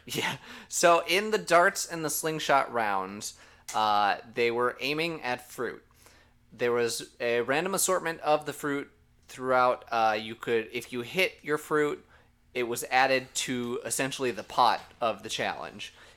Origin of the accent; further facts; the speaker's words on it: Minnesota, United States; I'm from Minnesota